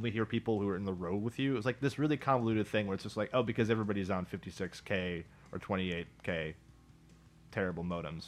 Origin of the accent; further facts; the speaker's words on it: Milwaukee, Wisconsin, United States; when I say Milwaukee, my hometown, I just drop the L because that's how you show you're from Milwaukee.